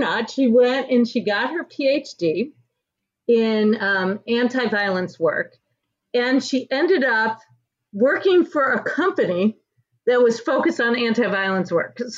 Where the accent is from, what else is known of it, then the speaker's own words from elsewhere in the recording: Michigan, United States; I'm from Michigan.